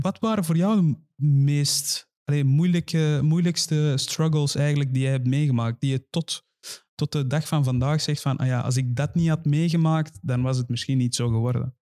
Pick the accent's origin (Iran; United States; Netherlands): Iran; moved away; ik kom zelf ook uit Iran